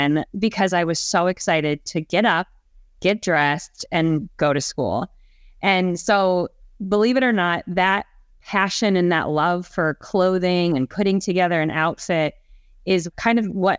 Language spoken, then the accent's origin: English; Ohio, United States; also born or lived in Canada; And I was born in Canada, believe it or not, but lived in Ohio for most of my life.